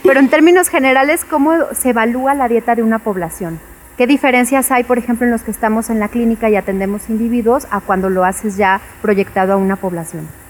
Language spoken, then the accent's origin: Spanish; Mexico; comemos como mexicanos